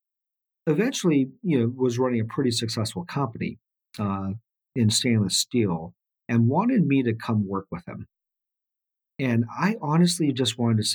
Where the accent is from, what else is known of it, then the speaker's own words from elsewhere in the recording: Laguna Hills, California, United States; also born or lived in South Korea / Huntington Beach, California; I was born in South Korea, but came out here with my parents when I was just a kid. Grew up in Orange County, California, in an area called Laguna Hills, and then eventually Huntington Beach.